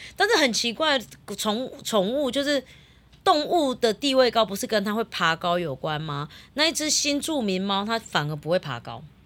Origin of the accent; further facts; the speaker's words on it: Yunlin County, Taiwan; 我们乡下嘛，那边嗯，我们嗯。云林比较多猪圈